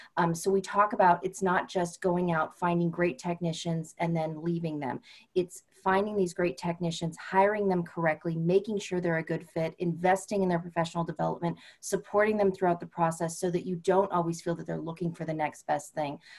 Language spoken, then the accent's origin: English; California, United States; moved away as an adult; I'm originally from California